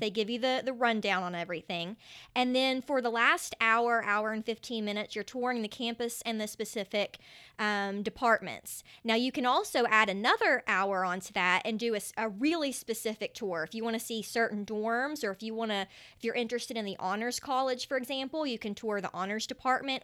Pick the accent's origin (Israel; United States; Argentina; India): United States; Canova, West Virginia; moved away as an adult; also born or lived in New York City / Gainesville; now in Charleston, United States; I am from a very small town in West Virginia. It's called Canova. And in case you couldn't tell with my accent, um, Canova is right on the borders of Ohio and Kentucky, just to give you an idea. And, um, that's where I grew up.